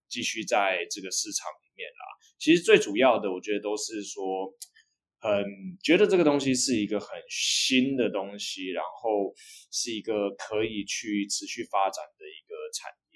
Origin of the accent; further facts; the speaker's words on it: Hsinchu, Taiwan; 我是来自新竹的